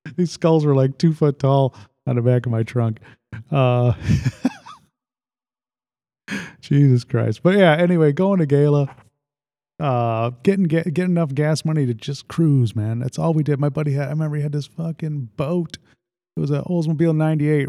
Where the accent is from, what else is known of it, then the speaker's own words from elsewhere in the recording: Lake Holiday, United States; growing up in Lake Holiday